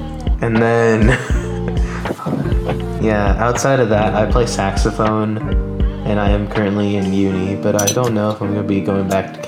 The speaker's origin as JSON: {"language": "English", "region": "Florida", "country": "United States", "said": "I am from Florida."}